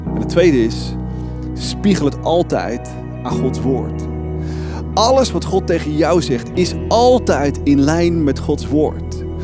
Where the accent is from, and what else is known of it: Netherlands